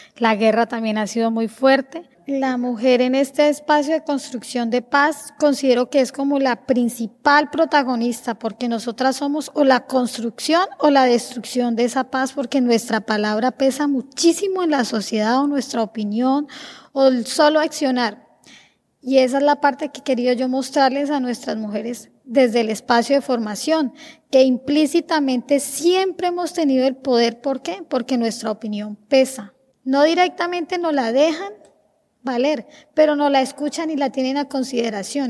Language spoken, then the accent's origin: Spanish; Norte de Santander, Colombia; no soy de Arauca, soy de norte de Santander